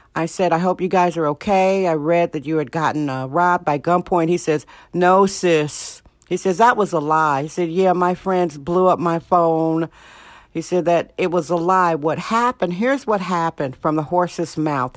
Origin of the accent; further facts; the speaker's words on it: Wisconsin, United States; now in San Francisco, United States; Wisconsin, my home state, Wisconsin